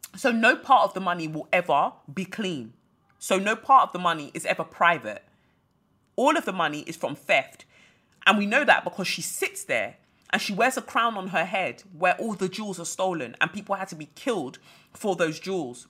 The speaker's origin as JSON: {"language": "English", "country": "Nigeria", "also_born_or_lived": "United Kingdom", "moved": "yes", "said": "I'm a Nigerian"}